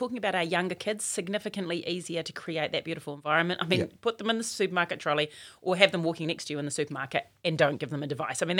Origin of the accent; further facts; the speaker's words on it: Auckland, New Zealand; I'm from West Auckland.